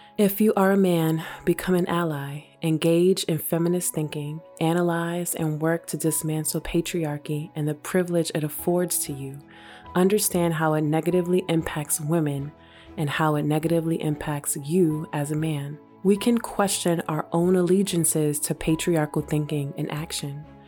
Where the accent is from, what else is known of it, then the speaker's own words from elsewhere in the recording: New York City, New York, United States; growing up in New York City